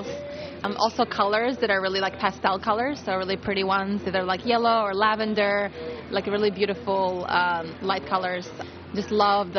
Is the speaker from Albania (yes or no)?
yes; Albania; moved away; I come from Europe, so my ideal vacation is in Europe. It has to be in my country, in Albania